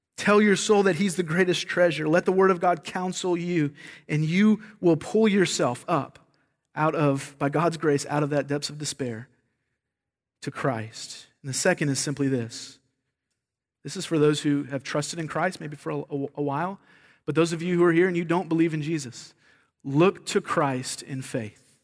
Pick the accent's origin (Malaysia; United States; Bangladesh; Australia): United States; the South; moved away; I'm from the South